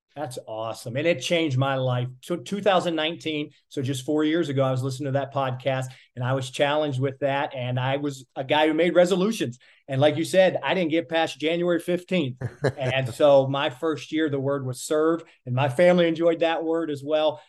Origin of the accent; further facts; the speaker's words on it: Miami, Florida, United States; I'm from the Miami area